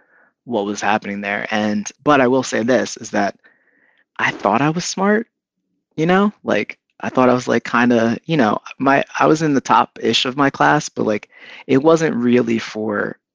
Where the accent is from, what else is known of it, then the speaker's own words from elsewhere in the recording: Philadelphia, Pennsylvania, United States; born there; My dad was born in Philly. I was born in Philly. His family was from Philly.